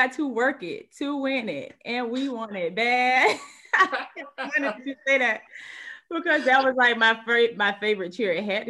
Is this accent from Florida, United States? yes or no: yes; Pompano Beach, Florida, United States; I am from Pompano Beach, Florida. I'm the oldest of three kids, the only girl.